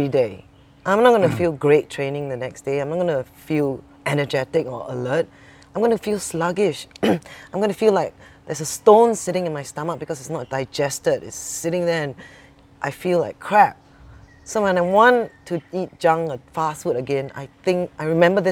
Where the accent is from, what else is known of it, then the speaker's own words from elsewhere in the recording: Singapore; I'm also Singaporean